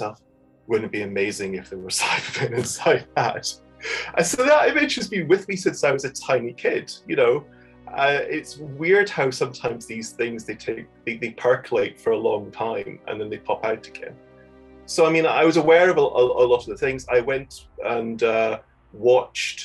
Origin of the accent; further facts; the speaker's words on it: Fife, Scotland, United Kingdom; also born or lived in Edinburgh / Kirkintilloch; I come from Edinburgh originally, but I kind of grew up largely in Fife, also a number of years in Kirkintilloch outside Glasgow